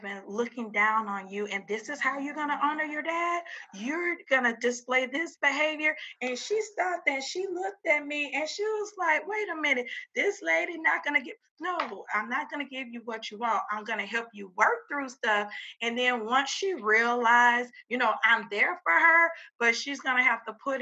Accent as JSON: {"language": "English", "region": "Louisiana", "country": "United States", "tie": "born or raised there", "moved": "yes", "lives_now": "Texas, United States", "said": "I'm from Louisiana, I know how it is to grow up in Louisiana and our education system."}